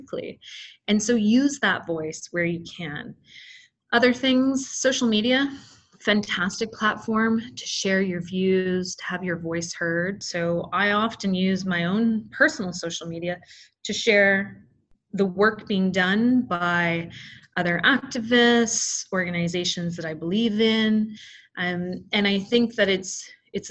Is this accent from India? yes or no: no; Canada; I was born in Canada